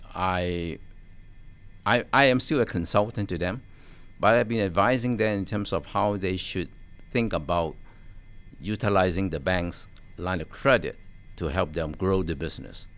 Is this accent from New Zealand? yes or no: no; Hong Kong; now in United States; I was born in Hong Kong